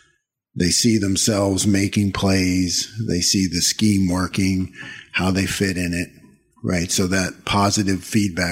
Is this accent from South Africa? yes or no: no; Eastern Pennsylvania, United States; moved away; I've growing up in Pennsylvania, you know, and I was at Eastern PA